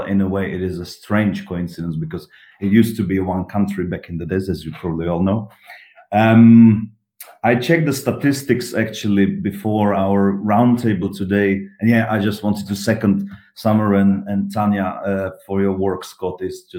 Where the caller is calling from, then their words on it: Prague, Czechia; I'm calling from Prague, the Czech Republic